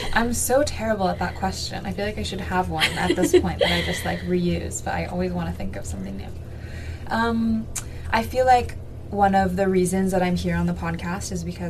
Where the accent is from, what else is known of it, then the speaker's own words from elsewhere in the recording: California, United States; And I was born in California as well, so I would say I'm kind of like I always say third generation